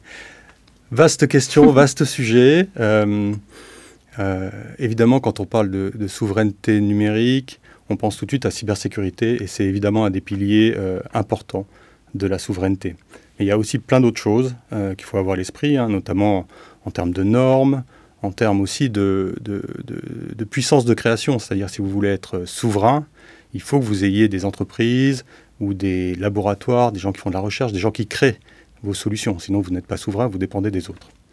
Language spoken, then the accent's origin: French; France; on est français